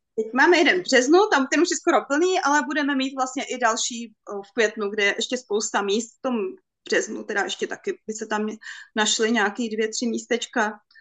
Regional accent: Bohemia, Czechia; u nás v Čechách

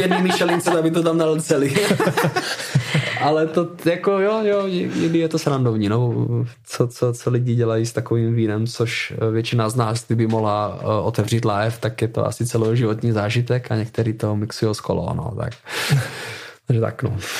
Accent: Moravia, Czechia; now in London, United Kingdom; samozřejmě pocházím z Moravy, máme tady nějakou tradici celkem, celkem velkou. Já už jsem od 15 let chodil v kroju u nás na vesnici

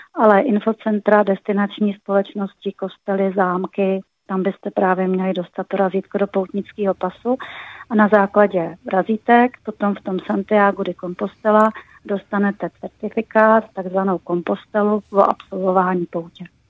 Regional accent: Pardubice, Pardubice Region, Czechia; jsem z Pardubic

